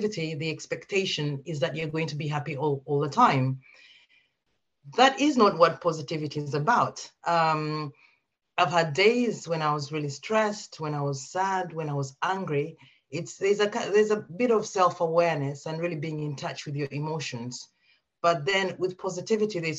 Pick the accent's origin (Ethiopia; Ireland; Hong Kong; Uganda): Uganda; now in United Kingdom; I'm originally from Uganda, but I've lived in the UK for quite some time now.